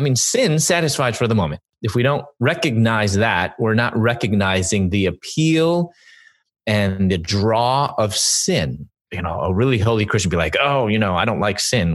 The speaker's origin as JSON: {"language": "English", "town": "Chicago", "region": "Illinois", "country": "United States", "also_born_or_lived": "Louisville / Atlanta", "moved": "as an adult", "said": "I'm from Chicago, and I moved from Chicago to Louisville"}